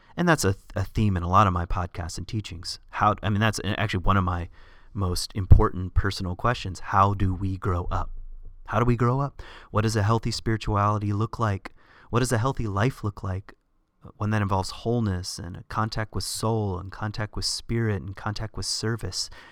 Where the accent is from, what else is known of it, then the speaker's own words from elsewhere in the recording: the South, United States; I grew up in the South